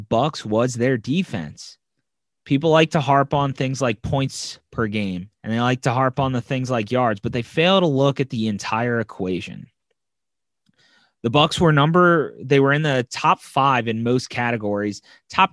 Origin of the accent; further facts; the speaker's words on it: New Orleans, Louisiana, United States; I'm from New Orleans